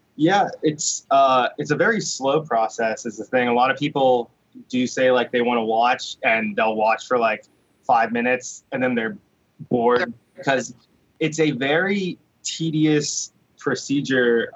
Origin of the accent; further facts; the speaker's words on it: Wheeling, West Virginia, United States; growing up in Wheeling